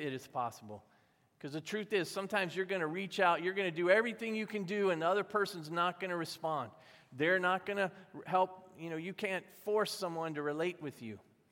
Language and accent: English; the South, United States; I was growing up in the South